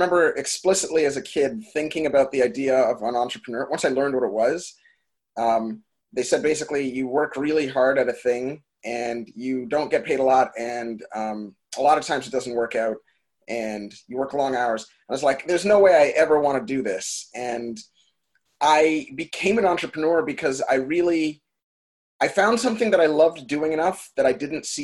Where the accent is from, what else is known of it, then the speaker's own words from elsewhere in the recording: Brampton, Ontario, Canada; I am born in Brampton. So it's about 45 minutes northwest of Toronto